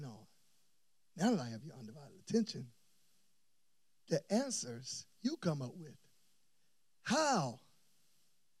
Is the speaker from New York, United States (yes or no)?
no; Tallahassee, Florida, United States; moved away as an adult; now in Atlanta, United States; I'm leaving from Tallahassee, Florida, pastoring my parents' church